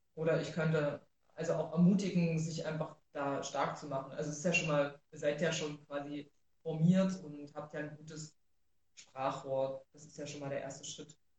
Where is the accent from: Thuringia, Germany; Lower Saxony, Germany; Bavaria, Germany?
Thuringia, Germany; Rudolstadt; now in Erfurt, Germany; aufgewachsen bin ich in Rudolstadt.